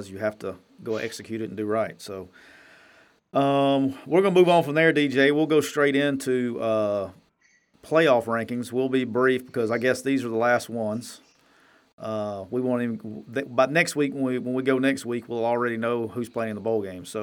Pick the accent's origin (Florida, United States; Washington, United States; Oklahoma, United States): Oklahoma, United States; Edmond; born or raised there